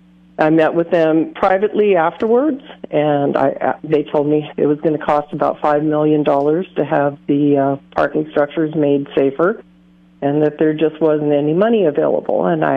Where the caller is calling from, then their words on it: Atascadero, California, United States; I'm calling from Atascadero.